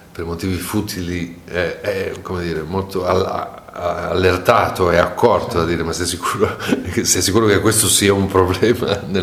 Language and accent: Italian; Treviso, Veneto, Italy; io sono nato e cresciuto a Treviso, per cui eh, so di cosa sto parlando eh, anche se non sembra da, dalla mia parlata.